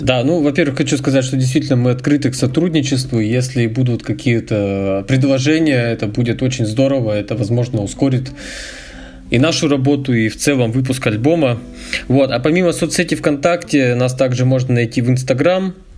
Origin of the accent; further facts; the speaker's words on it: Yekaterinburg, Sverdlovsk Oblast, Russia; Я с Урала и родился в городе Свердловск, так что практически коренной уралец.